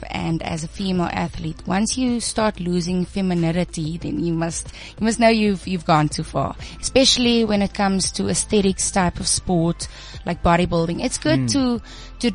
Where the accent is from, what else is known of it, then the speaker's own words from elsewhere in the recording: Namibia; moved away as an adult; also born or lived in Bloemfontein, South Africa; now in Johannesburg, South Africa; I'm actually a foreigner. I grew up in Namibia, so that's home.